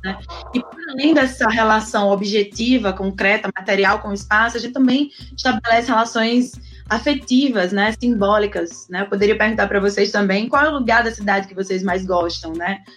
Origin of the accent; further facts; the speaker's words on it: Campina Grande, Paraíba, Brazil; now in Natal, Brazil; mesmo sendo paraibana, inclusive, né? Do campinense paraibana, mas já moro em Natal há 11 anos